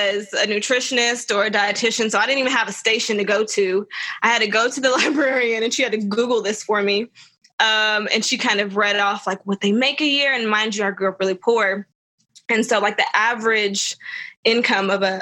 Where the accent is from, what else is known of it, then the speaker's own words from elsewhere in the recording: Tullahoma, Tennessee, United States; I grew up in Tullahoma.